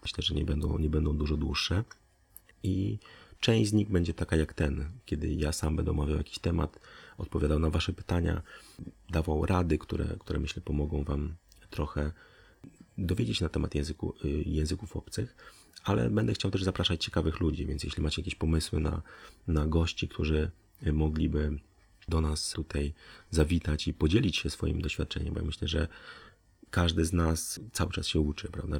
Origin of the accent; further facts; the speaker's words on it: Poland; z Polski